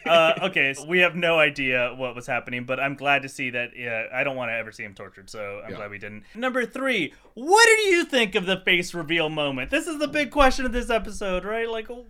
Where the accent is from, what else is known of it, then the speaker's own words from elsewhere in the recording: Miami, Florida, United States; I grew up in Miami and in Florida